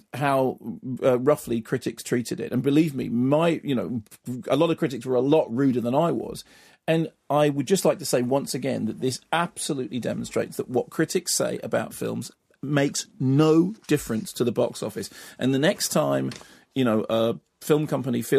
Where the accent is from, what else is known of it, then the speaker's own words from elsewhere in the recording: United Kingdom; I'm British.